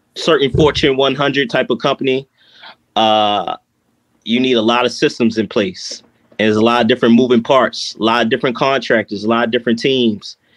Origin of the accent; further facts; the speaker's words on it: Baltimore, Maryland, United States; growing up from where I grew up in East Baltimore